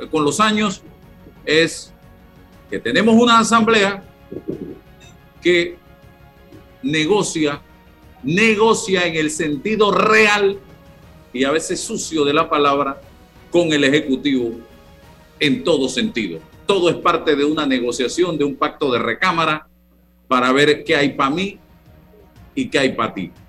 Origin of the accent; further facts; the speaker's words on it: Panama; porque tiene todo el derecho como panameño, como Rolando, como César y como yo, a opinar, a hacer propuestas.